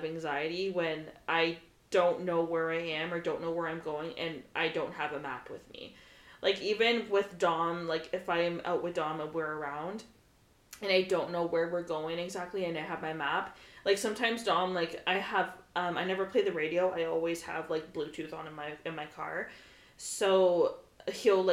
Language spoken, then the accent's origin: English; Ontario, Canada; And I'm like, Ontario.